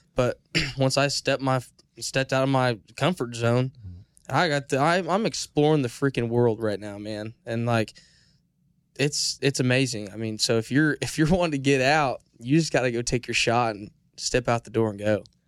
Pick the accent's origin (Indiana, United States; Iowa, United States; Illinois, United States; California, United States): Illinois, United States; moved away; I'm from Illinois